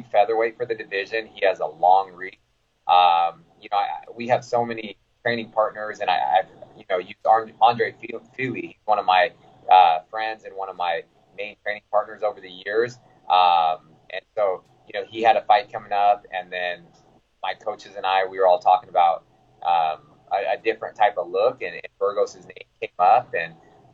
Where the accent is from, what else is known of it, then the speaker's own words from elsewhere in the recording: Sacramento, California, United States; I'm from Sacramento